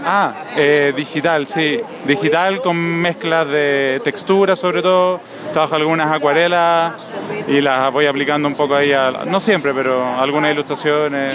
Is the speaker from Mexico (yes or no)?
no; Chile; accent: Chilean; moved away as an adult; now in Spain; he logrado conservar mi acento chileno